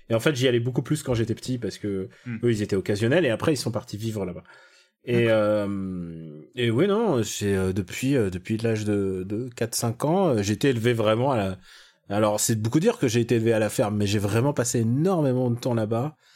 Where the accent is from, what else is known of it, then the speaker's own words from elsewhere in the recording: near Rouen, Normandy, France; moved away; J'ai vécu pas loin de là-bas quand j'étais petit. Ah bon Ouais, ouais, Normandie, pays de Bray, les gars.